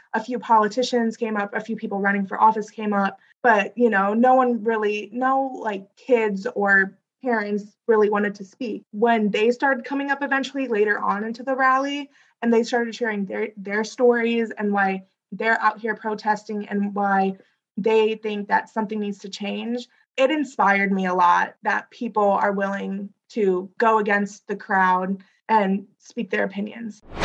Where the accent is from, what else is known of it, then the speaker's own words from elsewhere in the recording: Wentzville, Missouri, United States; my school, we come from Wentzville is like a very red area